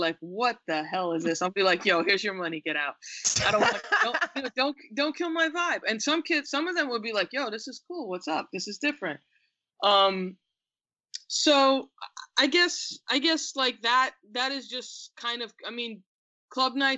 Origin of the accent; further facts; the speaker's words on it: Westbury, New York, United States; also born or lived in England / India; I grew up in Westbury, Long Island, which is a suburb, but it's a Black suburb